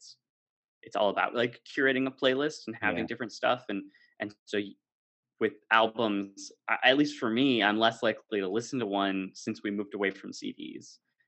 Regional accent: United States; now in Amsterdam, Netherlands; I'm American but live in Amsterdam

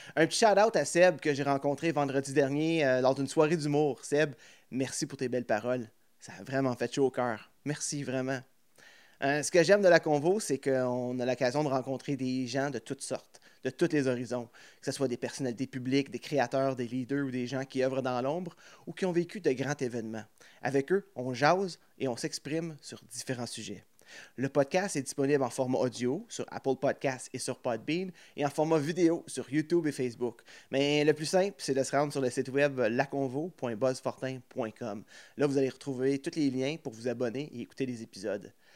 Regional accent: Plantagenet, Ontario, Canada; je viens de l'Est à Plantagenet

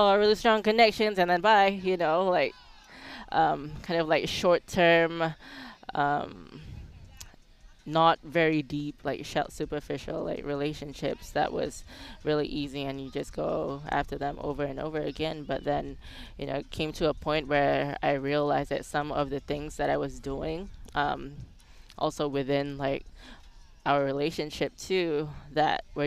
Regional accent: Singapore; moved away as an adult; also born or lived in Phuket, Thailand; now in United States; I was born in Singapore, raised in Singapore

